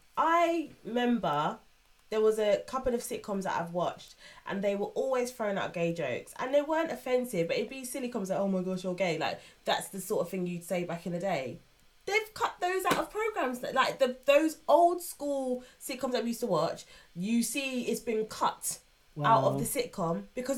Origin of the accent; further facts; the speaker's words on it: England, United Kingdom; I got told I'm English because I was born in this country